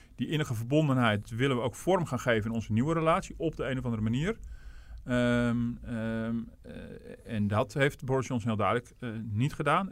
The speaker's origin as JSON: {"language": "Dutch", "country": "Netherlands", "said": "als Nederlander"}